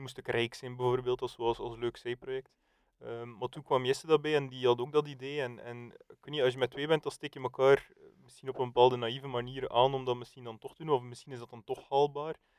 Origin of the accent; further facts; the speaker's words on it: West Flanders, Belgium; als West-Vlaming